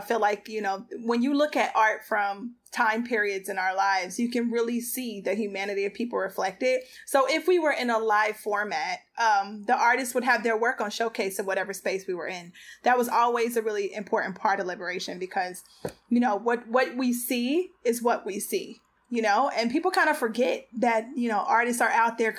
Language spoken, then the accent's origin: English; Cincinnati, Ohio, United States; moved away; Cincinnati, my hometown.